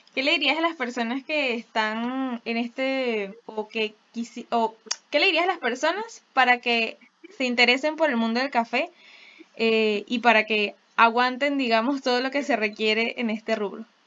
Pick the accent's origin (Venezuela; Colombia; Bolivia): Venezuela; nosotros sí tenemos una responsabilidad de ser como la mejor versión de nuestra venezolanidad